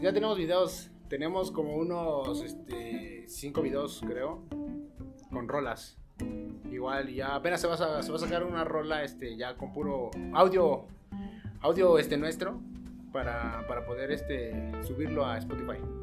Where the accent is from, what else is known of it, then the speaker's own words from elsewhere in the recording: Puebla, Mexico; somos de Cuapa